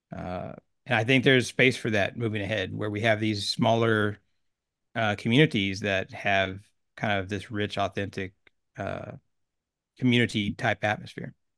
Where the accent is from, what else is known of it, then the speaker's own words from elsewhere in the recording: Oklahoma, United States; I grew up in Oklahoma, a small town, about eight thousand people